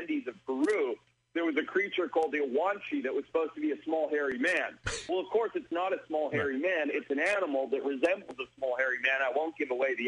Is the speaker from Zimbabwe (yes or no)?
yes; Zimbabwe; I was raised in Zimbabwe, Africa, son of a safari business owner